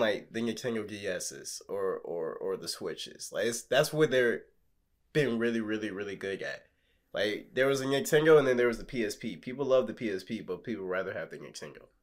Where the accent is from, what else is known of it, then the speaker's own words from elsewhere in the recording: Texas, United States; I'm from Texas.